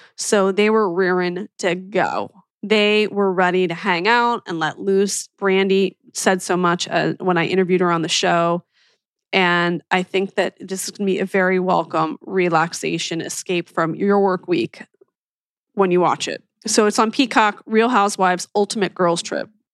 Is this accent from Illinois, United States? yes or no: no; Philadelphia, Pennsylvania, United States; when I was growing up in Philly